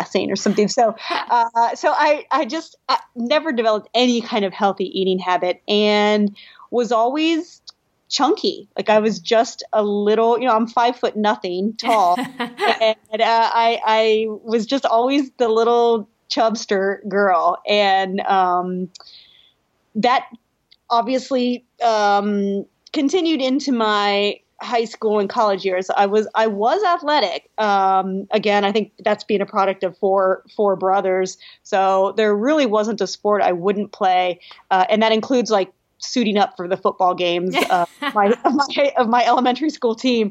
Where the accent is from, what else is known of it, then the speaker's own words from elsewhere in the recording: Columbus, Ohio, United States; moved away as an adult; now in Austin, United States; I grew up in Ohio, Columbus, actually